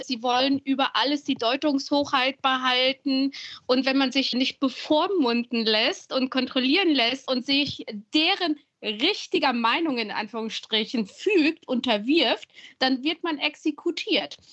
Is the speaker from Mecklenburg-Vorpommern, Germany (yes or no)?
no; Siegen, North Rhine-Westphalia, Germany; born or raised there; moved away as an adult; now in Berlin, Germany